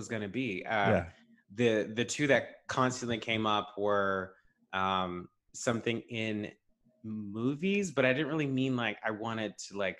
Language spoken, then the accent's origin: English; Stockbridge, Georgia, United States; I'm from Stockbridge, McDonough, Atlanta area